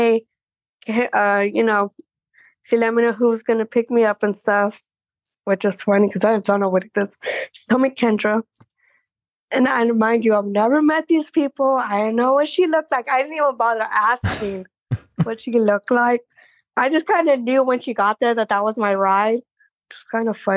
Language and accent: English; Texas, United States; I'm from Texas